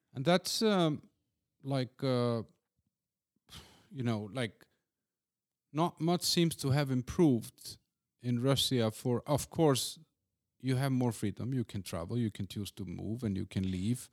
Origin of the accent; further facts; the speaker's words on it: Iceland; moved away; also born or lived in Copenhagen; I'm from Iceland.